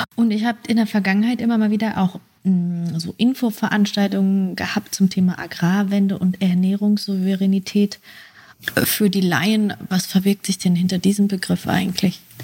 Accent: West Germany, Germany; moved away; ich komme eigentlich aus Westdeutschland

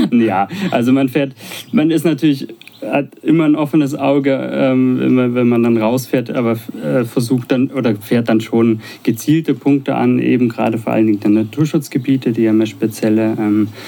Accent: Baden-Württemberg, Germany; accent: Swabian; now in Potsdam, Germany; Ja, wie du hörst, ist ja mein schwäbischer Dialekt nicht so stark.

